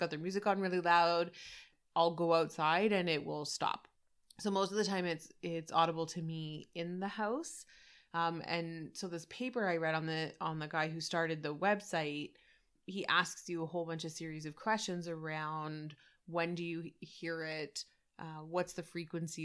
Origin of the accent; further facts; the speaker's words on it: Canada; being Canadian